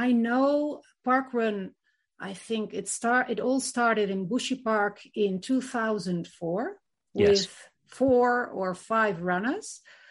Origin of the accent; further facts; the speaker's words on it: Netherlands; now in Madrid, Spain; I'm from the Netherlands